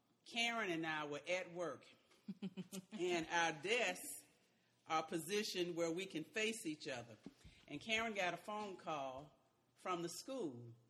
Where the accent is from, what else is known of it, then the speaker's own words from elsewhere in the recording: the South, United States; because we're from the South